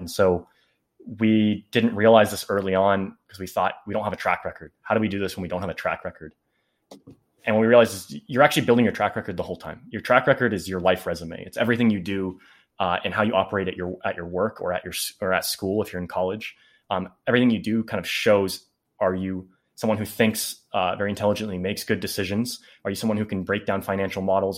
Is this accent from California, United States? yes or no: yes; Bay Area, California, United States; we're from the Bay Area